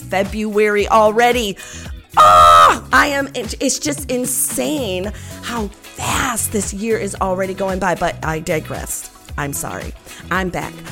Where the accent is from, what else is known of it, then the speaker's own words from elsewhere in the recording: Covert, Michigan, United States; Covert, Michigan is my hometown.